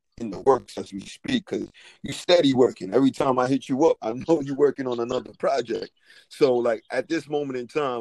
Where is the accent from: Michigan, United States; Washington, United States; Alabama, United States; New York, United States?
New York, United States; New York City; I'm coming from Brooklyn